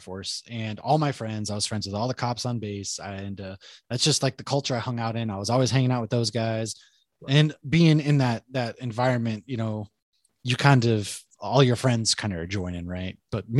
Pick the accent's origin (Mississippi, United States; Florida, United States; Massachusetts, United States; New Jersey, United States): Massachusetts, United States; Bedford; I grew up in a town called Bedford.